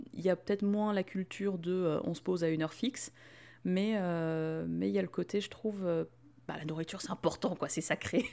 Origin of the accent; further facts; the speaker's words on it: France; on s'y retrouve en tant que Français.